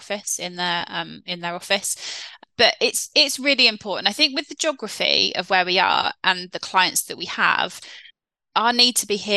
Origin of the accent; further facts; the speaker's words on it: South West England, United Kingdom; we are Cornish as well ourselves, so we can fly that Cornwall flag